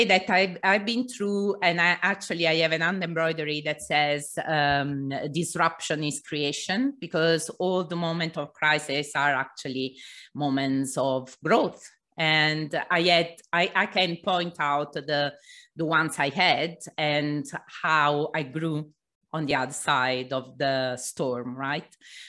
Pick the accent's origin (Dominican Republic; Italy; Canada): Italy; also born or lived in England / Mexico / Portugal / Greece; now in London, United Kingdom; I moved to London, then to Mexico, then to Portugal, then Greece, and then back to London. I'm originally from Italy anyway.